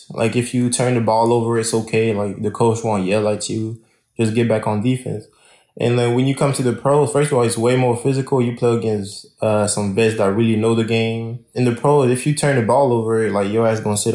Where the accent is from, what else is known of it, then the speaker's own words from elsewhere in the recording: France; English is a second language; also born or lived in Lakeland, United States; now in Florida, United States; Yeah, I was born in Lakeland, Florida in 2001. And at that time, my dad was playing in France, overseas in France.